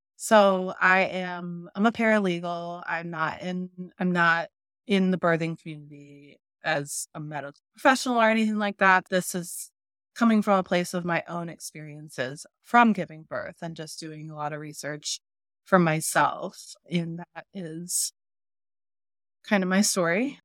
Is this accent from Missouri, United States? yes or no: yes; St. Louis, Missouri, United States; We're both from Saint Louis